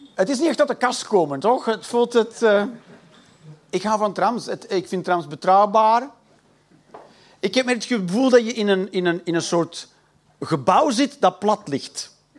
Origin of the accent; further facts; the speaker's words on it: Flanders, Belgium; accent: Belgisch; ik ben een Belg. Ik praat niet raar, ik praat gewoon Belgisch